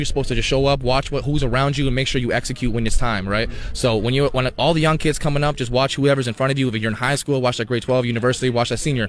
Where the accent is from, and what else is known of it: Canada